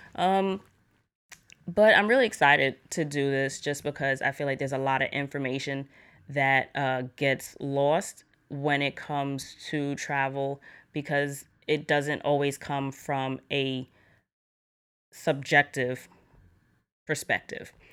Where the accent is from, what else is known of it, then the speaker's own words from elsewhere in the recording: New York, United States; I'm from New York